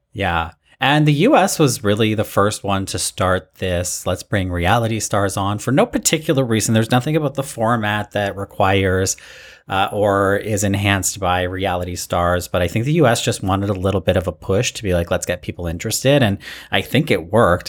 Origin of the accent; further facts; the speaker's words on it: Toronto, Ontario, Canada; also born or lived in Alberta; I'm Canadian